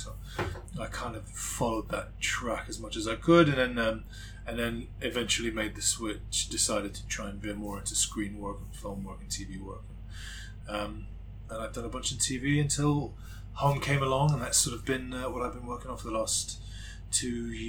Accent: Morocco; accent: in-and-out American; moved away as an adult; now in London, United Kingdom; I was born in Morocco. My mother's English, my father's Moroccan, but I'm born and raised Moroccan since I was 18.

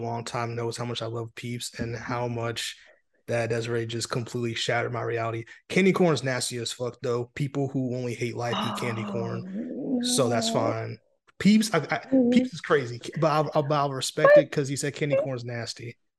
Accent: New York City, New York, United States; born there; also born or lived in Maryland; So I was born in New York City. Moved around a bit, then end up in a desert for a couple of years, and then moved to Maryland.

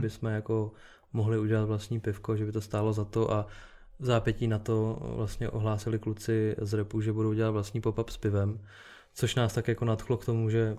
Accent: Czechia; u nás v Čechách

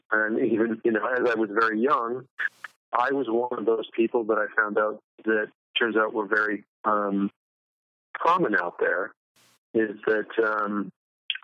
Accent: Plymouth, Massachusetts, United States; I grew up in New England, in specifically Massachusetts, in Plymouth, Massachusetts, where the Pilgrims landed

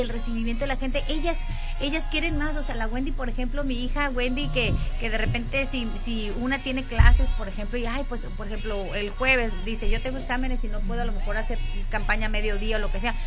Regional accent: Los Mochis, Sinaloa, Mexico; de aquí somos, de aquí de Mochis

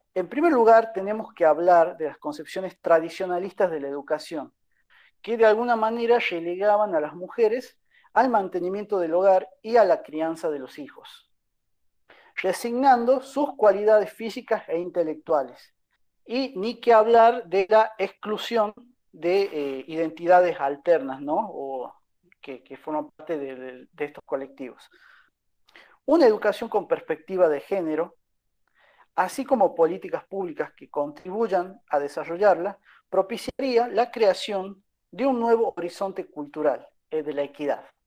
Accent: Catamarca, Argentina; yo no soy de Tucumán, yo soy de Catamarca

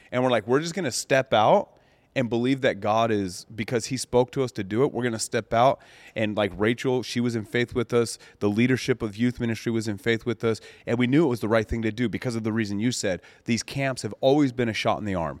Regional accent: Colorado, United States; when I grew up in Colorado out on the farm, the mountains, the ranch

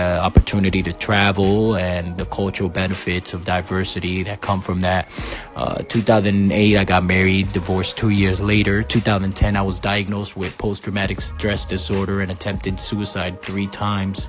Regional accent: Waterbury, Connecticut, United States; also born or lived in Puerto Rico / Massachusetts; I was raised in Connecticut from between the ages 10 and 17, Waterbury, Connecticut specifically

